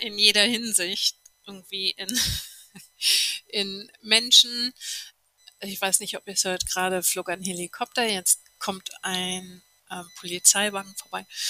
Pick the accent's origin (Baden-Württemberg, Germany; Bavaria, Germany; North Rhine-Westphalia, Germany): North Rhine-Westphalia, Germany; a village an hour from Cologne; moved away as an adult; now in New Zealand; ich bin auf dem Kaff geboren, eine Stunde von Köln entfernt